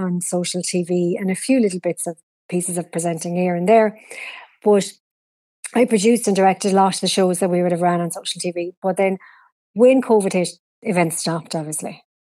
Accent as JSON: {"language": "English", "town": "Oranmore", "region": "Connacht", "country": "Ireland", "tie": "born or raised there", "said": "I grew up in Galway, but I spent time in Australia and Italy as well."}